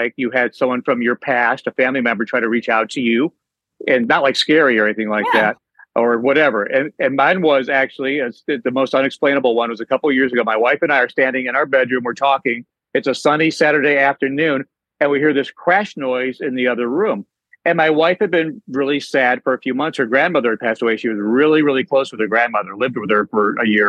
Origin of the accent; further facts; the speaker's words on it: near Cleveland, Ohio, United States; moved away as an adult; now in Charlotte, United States; I grew up near Cleveland